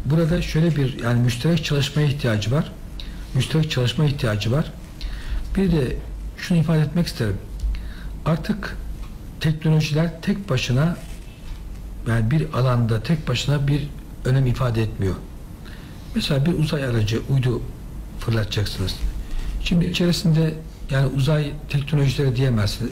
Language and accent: Turkish; Düzce, Turkey; benim orası memleketim